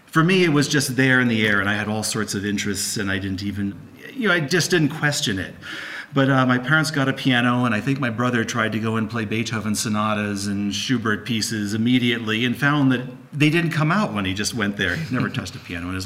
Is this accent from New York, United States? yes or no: yes; outside of New York City, United States; I grew up outside of New York City.